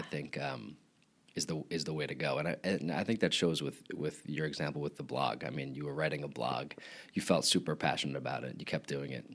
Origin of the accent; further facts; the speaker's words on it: Long Island, New York, United States; accent: Long Island; I am from Long Island